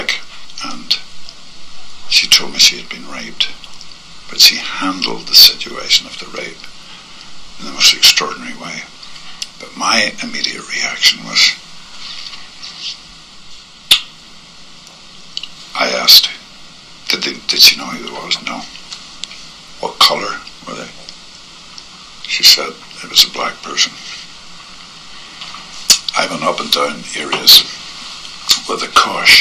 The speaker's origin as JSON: {"language": "English", "region": "Northern Ireland", "country": "United Kingdom", "tie": "born or raised there", "said": "I grew up in Northern Ireland in the Troubles"}